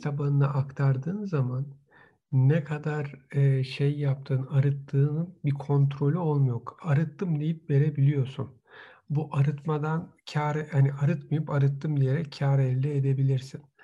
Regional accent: Istanbul, Turkey; moved away; Bütün gençliğim Boğaz'da geçmiş. Yani üniversiteye gider gelirken de İstanbul Üniversitesi'nde okurken de vapurda işte Marmara Denizi'nde geçmiş

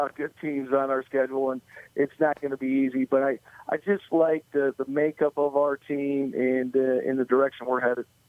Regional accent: Michigan, United States; now in Marietta, United States; I grew up in Michigan, so I'm a Lions fan

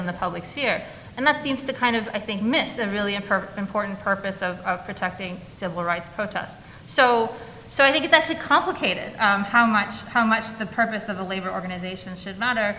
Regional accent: United States; As an American trained in America

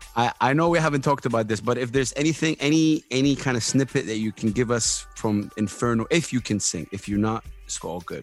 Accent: Saudi Arabia; I come from Saudi Arabia, one of the most conservative countries in the world

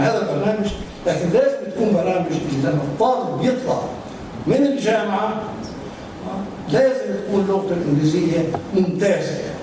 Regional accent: Palestine; عندنا في فلسطين احنا عندنا جامعات

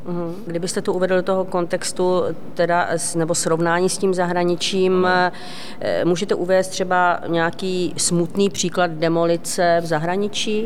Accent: Ostrava, Moravian-Silesian Region, Czechia; Ostrava Poruba, odkud pocházím.

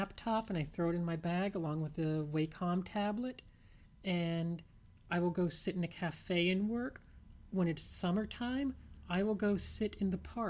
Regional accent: New Orleans, Louisiana, United States; moved away; I grew up in New Orleans, and the Gulf Coast beaches were a little stormy in general, a little undertowy

